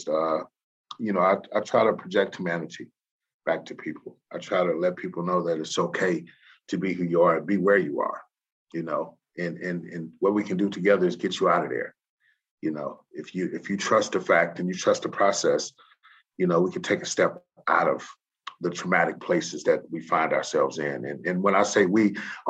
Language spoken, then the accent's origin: English; San Francisco, California, United States; also born or lived in Louisiana; I come from Hunters Point in San Francisco